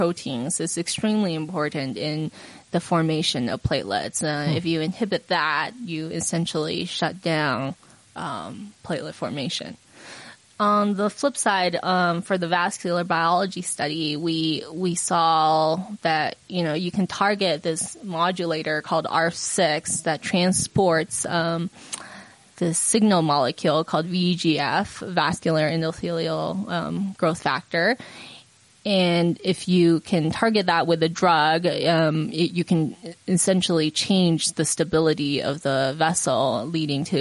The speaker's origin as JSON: {"language": "English", "region": "Utah", "country": "United States", "tie": "born or raised there", "also_born_or_lived": "China / Southern California", "said": "I was made in China, but I grew up in Utah"}